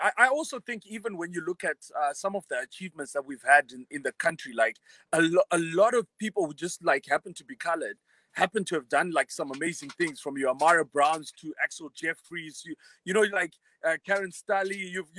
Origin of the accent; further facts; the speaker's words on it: Harare, Zimbabwe; also born or lived in Bulawayo / Mutare / Marondera; when I grew up in Bulawayo, my parents split up, so I moved around with my mom. Lived in Mutare, Marondera, Harare. Eventually went to school at Prince Edward. So I spent most of my time in Harare, I would say.